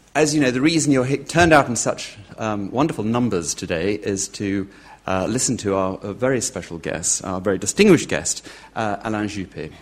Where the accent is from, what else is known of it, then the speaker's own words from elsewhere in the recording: United Kingdom; speaking as a Brit